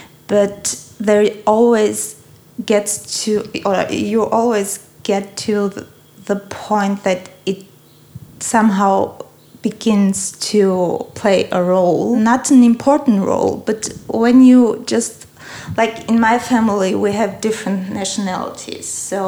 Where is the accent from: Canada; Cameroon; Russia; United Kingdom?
Russia; also born or lived in Armenia; now in Germany; I was born in Armenia and grew up in Russia, and then moved someday to Germany in 1997. It was probably the last big immigration wave from the post-Soviet era.